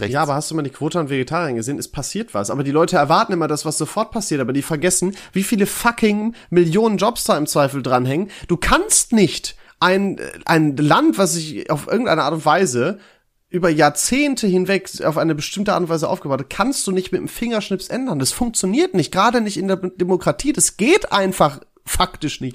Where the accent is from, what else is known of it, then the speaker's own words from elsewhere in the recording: Germany; als Deutscher